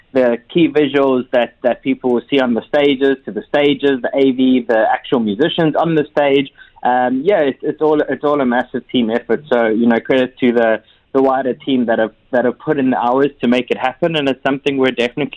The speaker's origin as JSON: {"language": "English", "country": "South Africa", "moved": "yes", "lives_now": "Dubai, United Arab Emirates", "said": "I'm from South Africa"}